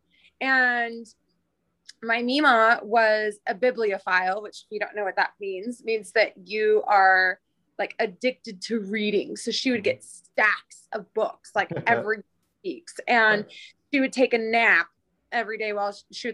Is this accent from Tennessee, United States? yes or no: no; Oklahoma, United States; moved away; I'm from the Midwest, originally Oklahoma.